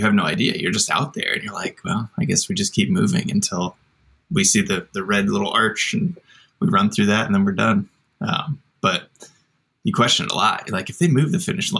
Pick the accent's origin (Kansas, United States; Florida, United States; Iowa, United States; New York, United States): Iowa, United States; I grew up in Iowa, in a small town